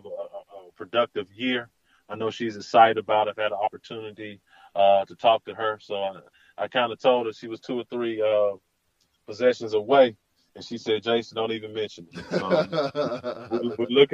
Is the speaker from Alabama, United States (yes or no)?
yes; Huntsville, Alabama, United States; growing up in Huntsville